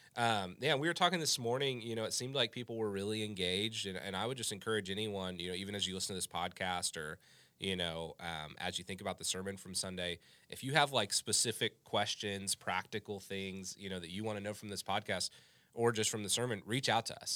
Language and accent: English; United States; I am an American